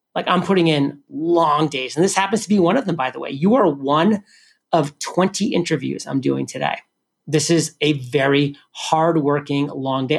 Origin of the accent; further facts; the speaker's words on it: New England, United States; I'm from New England